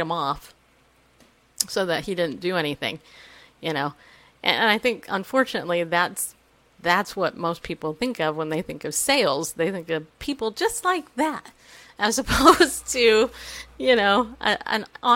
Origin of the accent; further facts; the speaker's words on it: Riverside, California, United States; also born or lived in New York; now in Tennessee, United States; I worked at Toyota of Riverside, way over there because I grew up in Riverside